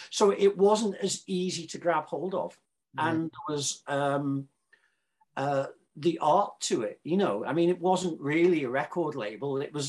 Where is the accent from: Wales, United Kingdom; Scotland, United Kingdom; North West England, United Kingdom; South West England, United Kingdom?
North West England, United Kingdom; Liverpool; I grew up in Liverpool